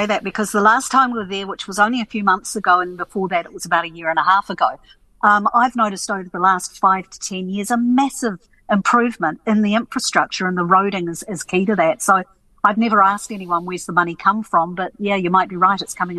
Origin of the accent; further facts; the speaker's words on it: Suva, Central Division, Fiji; Yeah, I grew up in Suva in Fiji, so we go back a fair bit.